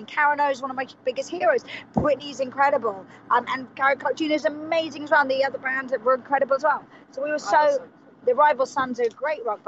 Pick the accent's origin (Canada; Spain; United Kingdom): United Kingdom; England; two English people